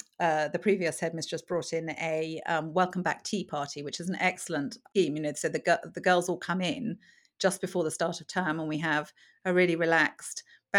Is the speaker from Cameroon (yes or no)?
yes; Cameroon; also born or lived in Zambia; So I was brought up in, I was born in Zambia and then brought up in Cameroon.